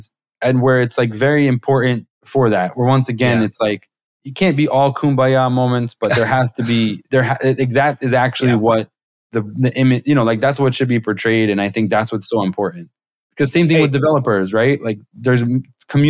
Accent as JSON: {"language": "English", "region": "New York", "country": "United States", "said": "I'm from New York"}